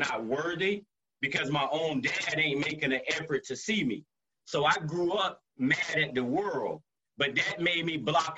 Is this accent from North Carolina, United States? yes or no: yes; Wallace, North Carolina, United States; Wallace, North Carolina. I'm about an hour and 15 minutes on the east side of Raleigh going toward Wilmington, North Carolina